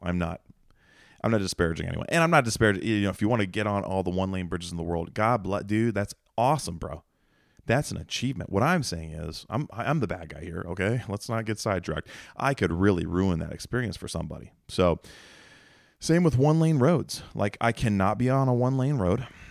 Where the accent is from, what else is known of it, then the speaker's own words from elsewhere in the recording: Mount Vernon, Ohio, United States; I'm from Ohio, you know, we don't really film movies in Mount Vernon where I'm from